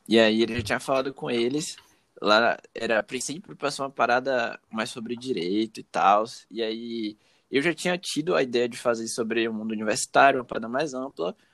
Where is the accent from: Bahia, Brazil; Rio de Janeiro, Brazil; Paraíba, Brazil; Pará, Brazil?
Bahia, Brazil; Salvador; sou soteropolitano